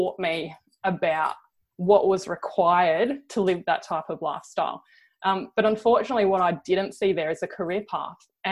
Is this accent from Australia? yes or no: yes; Cleve, South Australia, Australia; I grew up in Cleve on the Eyre Peninsula, a small farming community